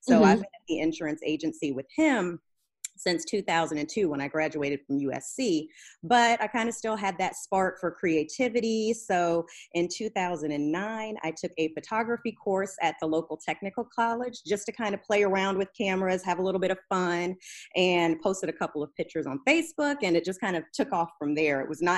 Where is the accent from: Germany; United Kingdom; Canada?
Germany; now in United States; So yeah, I grew up in Germany. Then we moved to the States